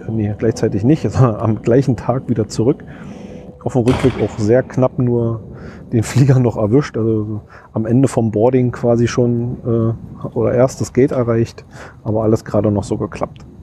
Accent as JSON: {"language": "German", "region": "Berlin", "country": "Germany", "said": "als Berliner"}